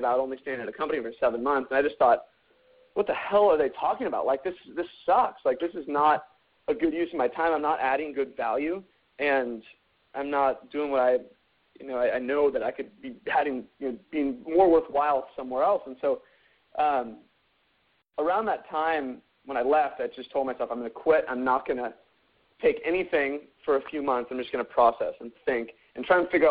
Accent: near San Francisco, California, United States; also born or lived in Santa Barbara, California / Spain; I grew up in just near San Francisco

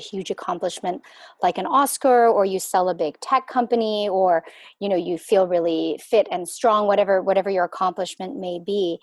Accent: Canada; I was born in Canada

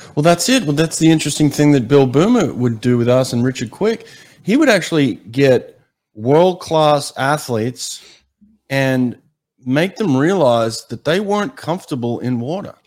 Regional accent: Australia; moved away; growing up in Australia, I used to lifeguard on some of the most treacherous beaches in Sydney

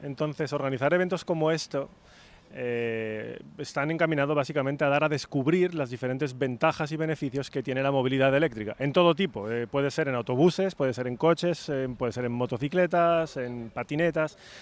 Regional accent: Spain; soy español

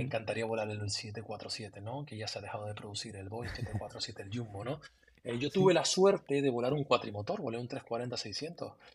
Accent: Tenerife, Canary Islands, Spain; moved away as an adult; desde que yo me fui de Canarias, llevo más tiempo fuera de Canarias que en Canarias. llevo 20, 23 años fuera de, Tenerife.

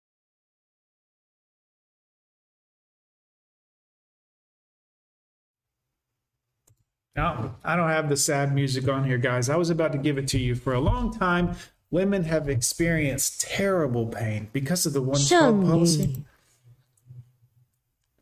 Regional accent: United States; I'm an American man

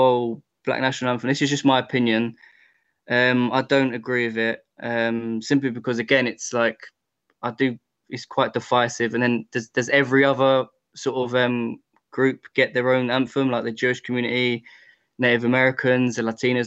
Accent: England, United Kingdom; also born or lived in Spain; I'm Spanish and I'm English, but I don't refer to myself as a Spanish English. No one says, oh, look, there's that Spanish English guy. I mean, I'm just an English guy

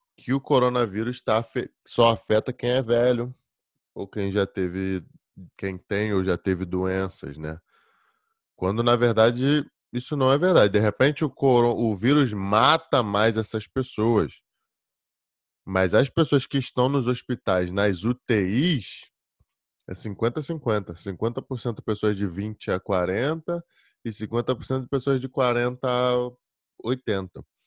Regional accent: Rio de Janeiro, Brazil; moved away as an adult; now in Virginia, United States; Eu sou do Rio de Janeiro. Tô na Virgínia

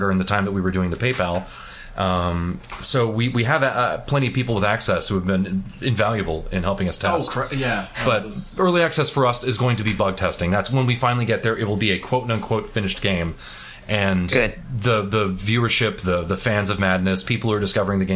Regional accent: Miami, Florida, United States; moved away; I'm from Miami, Florida

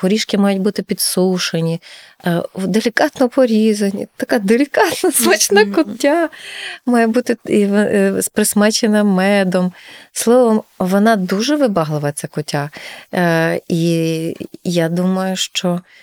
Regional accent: Ternopil Oblast, Ukraine; now in Lviv, Ukraine; у нас на Тернопільщині

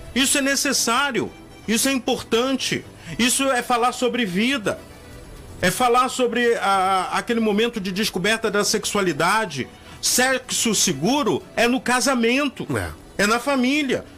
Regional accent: Rio de Janeiro, Brazil; moved away; also born or lived in Northeast Brazil / North Brazil; eu já morei no Nordeste do Brasil, já morei na região Norte, sou carioca, e amo o Rio de Janeiro

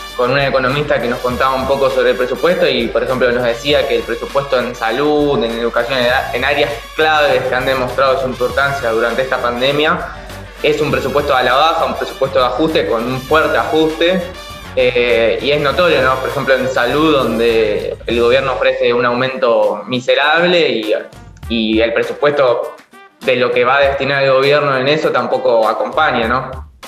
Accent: Argentina; en nuestro país

